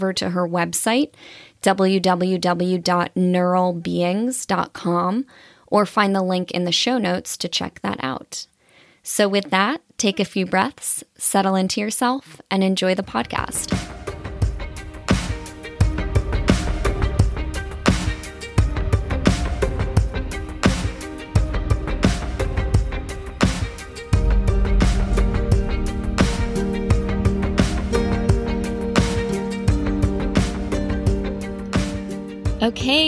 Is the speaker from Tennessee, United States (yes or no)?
no; Redding, Connecticut, United States; my hometown of Reading, Connecticut